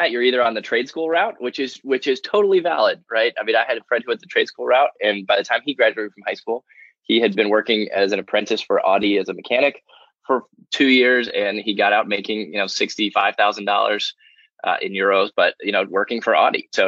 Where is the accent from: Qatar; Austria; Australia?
Austria; I grew up I grew up in Austria, just outside Vienna